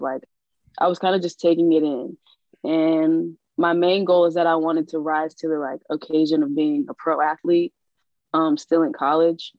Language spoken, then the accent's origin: English; New Orleans, Louisiana, United States; I'm from New Orleans